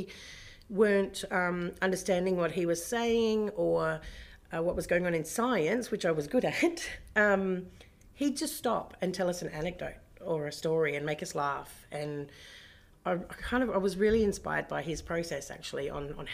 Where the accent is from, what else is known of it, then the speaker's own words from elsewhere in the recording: Bridgetown, Western Australia, Australia; also born or lived in Kalgoorlie; now in Perth, Australia; I grew up in Bridgetown in the southwest and other towns, but mostly Bridgetown.